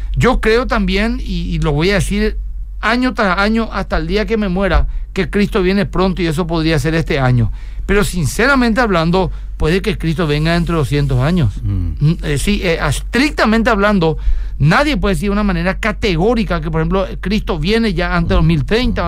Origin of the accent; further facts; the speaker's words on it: Asunción, Paraguay; yo soy asunceno